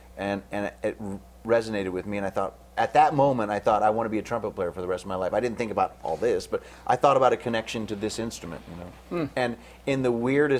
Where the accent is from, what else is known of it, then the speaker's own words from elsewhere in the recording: Oregon, United States; moved away; also born or lived in Italy / Indiana; I grew up in Oregon